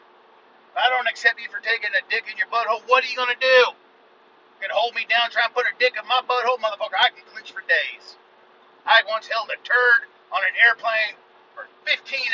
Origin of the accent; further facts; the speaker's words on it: United States; I am an American